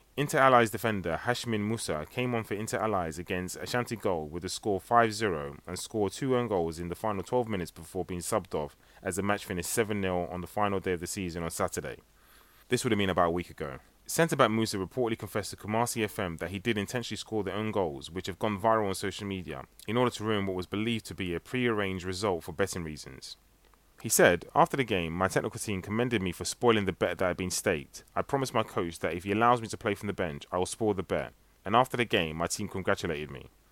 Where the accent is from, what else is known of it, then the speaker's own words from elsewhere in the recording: United Kingdom; I'm British born